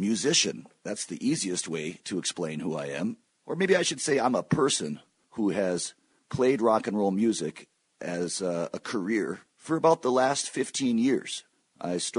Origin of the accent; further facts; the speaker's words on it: Michigan, United States; moved away as an adult; also born or lived in Stanford, California / New York City; I'm actually in Michigan right now. I moved here with my family when I was 4 years old. My dad teaches at the University of Michigan, and I lived here until age 18